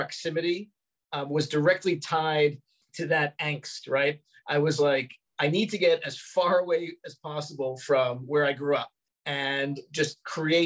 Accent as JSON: {"language": "English", "town": "New York City", "region": "New York", "country": "United States", "tie": "born or raised there", "also_born_or_lived": "Los Angeles", "moved": "yes", "said": "I grew up in Brooklyn, which even though it's only about 40 minutes away, it felt like a universe away"}